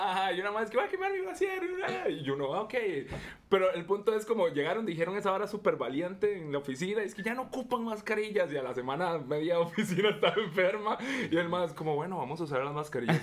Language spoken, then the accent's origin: Spanish; Costa Rica; nosotros como ticos